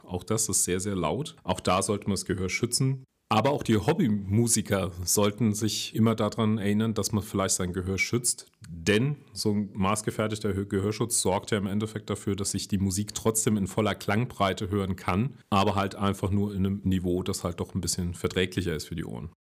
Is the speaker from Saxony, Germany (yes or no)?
no; Saarland, Germany; komme ich ja aus dem Saarland